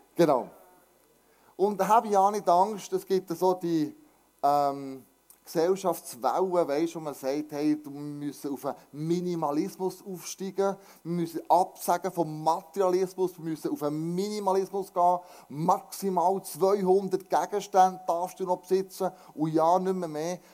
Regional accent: Switzerland

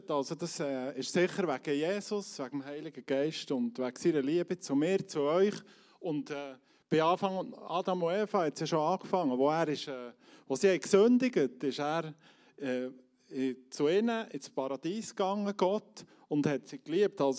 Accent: Switzerland; dort sollte man so, wenn es dunkel ist, nicht mehr auf die Straße als Schweizer

